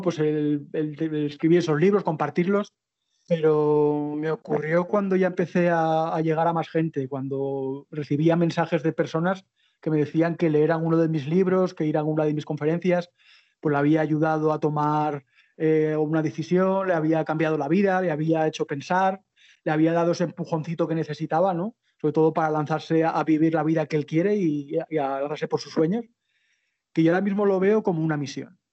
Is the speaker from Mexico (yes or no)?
no; Zaragoza, Aragon, Spain; moved away as an adult; soy de Zaragoza